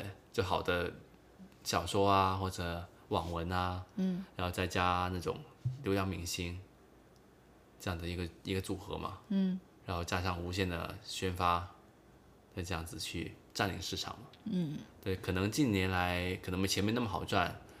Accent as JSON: {"language": "Chinese", "country": "China", "said": "对，就像我们中国人发发明了那个僵尸片"}